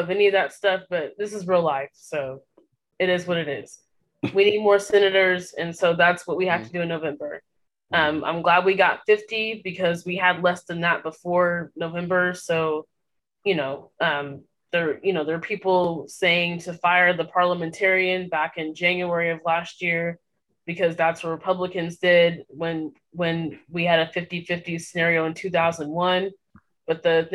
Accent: Missouri, United States; My home state of Missouri

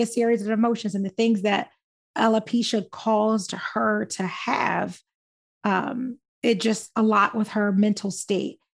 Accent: Philadelphia, Pennsylvania, United States; I'm born and raised in West Philly

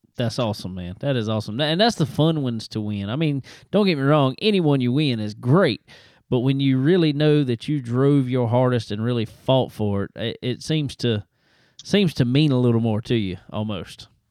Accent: South Carolina, United States; my home state, down here in South Carolina.

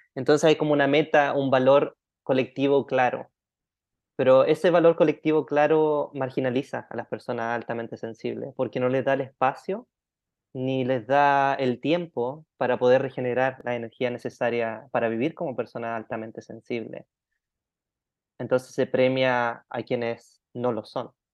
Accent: Chile; now in Thailand; Sí, nací en Chile chilenito

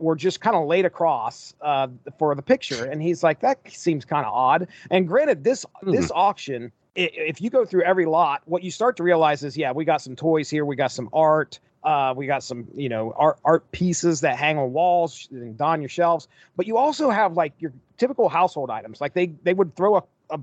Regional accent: Marietta, Ohio, United States; my hometown, Marietta, Ohio

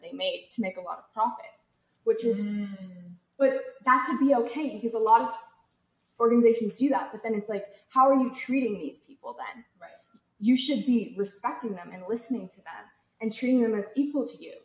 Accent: California, United States; I'm from California

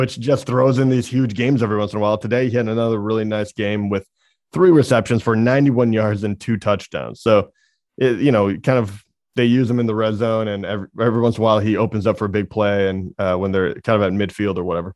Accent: Michigan, United States; we're from Michigan

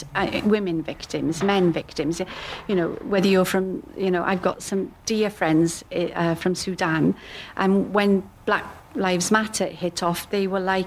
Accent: United Kingdom; I'm white British

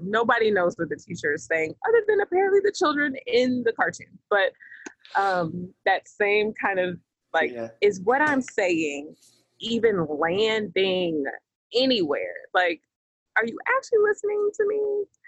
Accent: the South, United States; I'm from the South. Uh, you know, I'm in the southeast part of the United States

